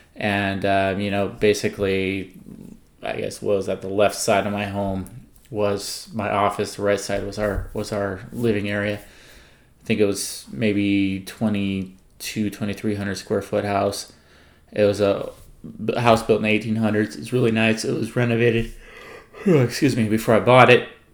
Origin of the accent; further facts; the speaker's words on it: California, United States; I was born and raised in California